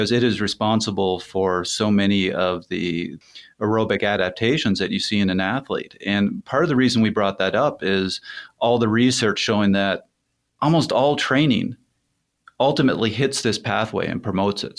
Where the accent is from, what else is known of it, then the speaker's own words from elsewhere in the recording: Canada; I'm Canadian.